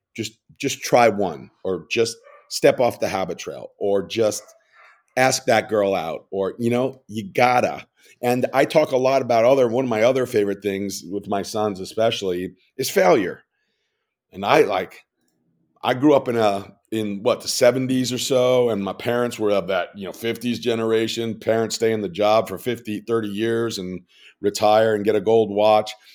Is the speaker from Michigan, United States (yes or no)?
no; New York, United States; I'm a New Yorker